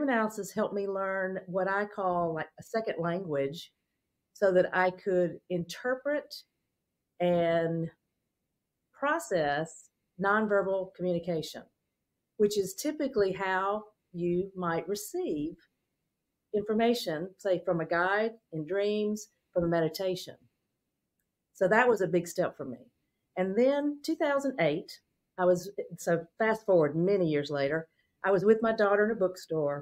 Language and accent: English; Mississippi, United States; I grew up in Mississippi in a small town